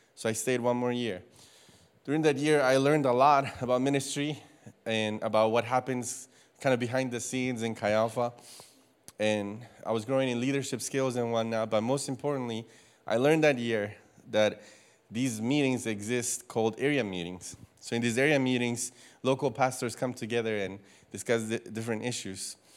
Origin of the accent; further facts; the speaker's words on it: Costa Rica; moved away as an adult; also born or lived in Louisiana, United States; now in United States; I am from Costa Rica. I was born and raised there for the first eighteen years of my life